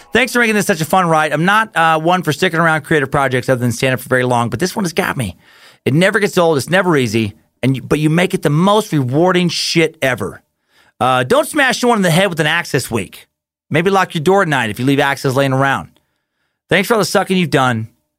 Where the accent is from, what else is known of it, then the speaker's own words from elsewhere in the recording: Oak Ridge, Tennessee, United States; Heard you mention a little town outside of Knoxville, Tennessee, Oak Ridge. I was born and raised in Oak Ridge, and yes, I glow in the dark.